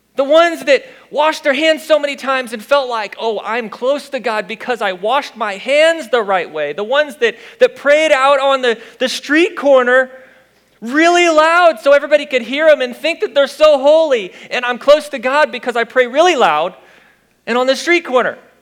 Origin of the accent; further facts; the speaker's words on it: Fenton, Missouri, United States; I'm from Fenton